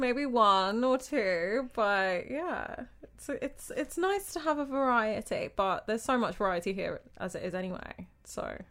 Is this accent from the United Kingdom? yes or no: yes; United Kingdom; moved away as an adult; also born or lived in Jamaica; now in Abu Dhabi, United Arab Emirates; I'm British, but I'm half Jamaican